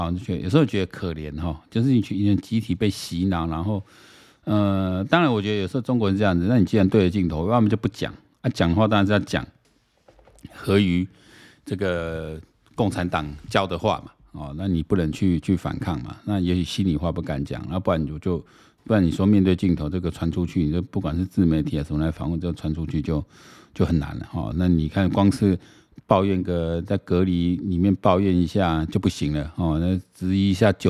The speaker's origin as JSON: {"language": "Chinese", "country": "Taiwan", "said": "因为我们台湾人真的对俄罗斯乌克兰不是那么了解，所以看资料蛮有趣的。"}